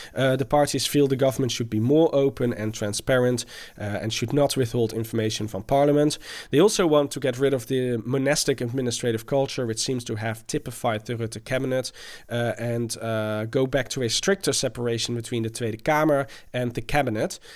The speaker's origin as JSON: {"language": "English", "town": "Delft", "region": "South Holland", "country": "Netherlands", "tie": "born or raised there", "said": "comes from my hometown of Delft"}